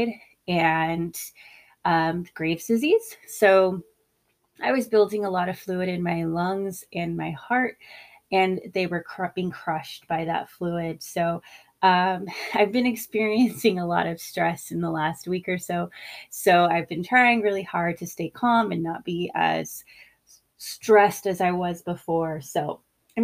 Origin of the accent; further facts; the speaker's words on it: California, United States; I grew up in California